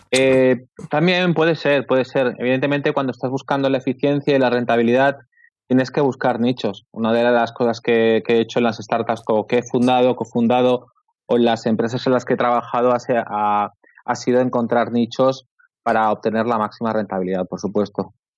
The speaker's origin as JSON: {"language": "Spanish", "town": "Barcelona", "region": "Catalonia", "country": "Spain", "said": "Yo soy de Barcelona"}